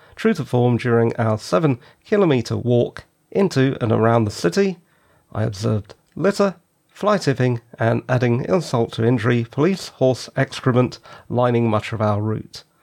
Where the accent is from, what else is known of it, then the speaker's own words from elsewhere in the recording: London, United Kingdom; also born or lived in the West of England / the North of England; I was born in South London